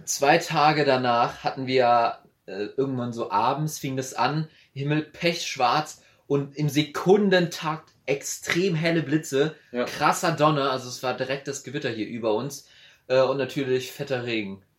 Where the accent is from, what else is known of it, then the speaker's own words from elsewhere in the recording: a village near Andernach, near Koblenz, Rhineland-Palatinate, Germany; ich bin ja ein absolutes Dorfkind. Mhm. Die größte Stadt, die ich kenne, ist Andernach. Äh, für alle, die es nicht wissen, ist in der Nähe von Koblenz